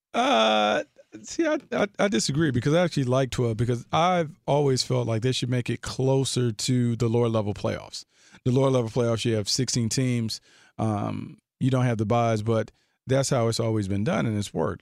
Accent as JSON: {"language": "English", "town": "Raleigh", "region": "North Carolina", "country": "United States", "tie": "born or raised there", "said": "Nate McMillan's from my hometown"}